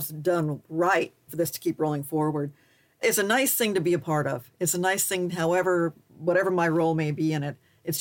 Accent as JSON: {"language": "English", "region": "Wisconsin", "country": "United States", "tie": "born or raised there", "said": "I was born in Wisconsin"}